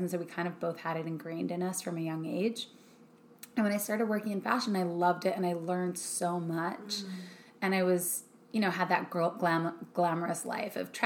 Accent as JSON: {"language": "English", "country": "Canada", "moved": "yes", "lives_now": "Los Angeles, United States", "said": "I'm Canadian"}